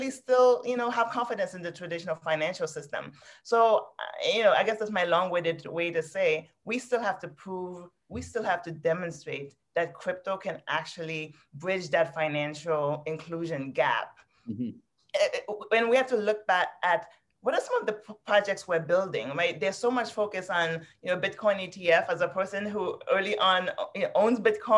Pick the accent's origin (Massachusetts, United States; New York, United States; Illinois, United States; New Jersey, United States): New York, United States; New York City; also born or lived in Haiti; I grew up in New York City, I grew up in Queens